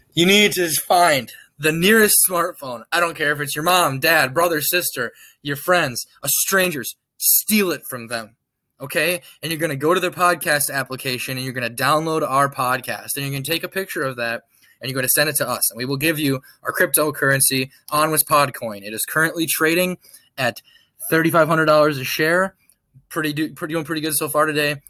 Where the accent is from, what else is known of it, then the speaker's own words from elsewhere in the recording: Georgia, United States; I'm from Georgia.